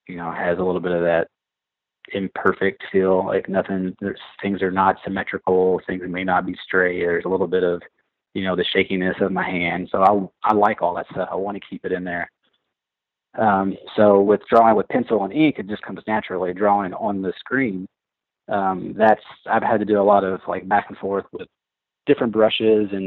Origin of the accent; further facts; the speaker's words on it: Southern Indiana, United States; now in Louisville, United States; I was born in Indiana, okay. Southern Indiana, just about 40 minutes north of Louisville